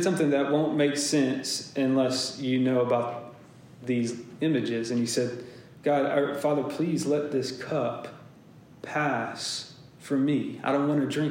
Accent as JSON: {"language": "English", "town": "Lincolnton", "region": "Georgia", "country": "United States", "tie": "born or raised there", "moved": "yes", "said": "I grew up in Lincolnton, Georgia"}